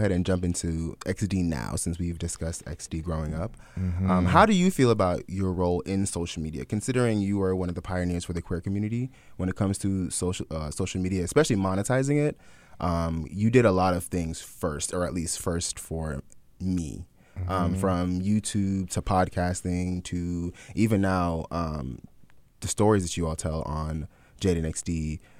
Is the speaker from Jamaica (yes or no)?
yes; Jamaica; No, I'm Jamaican.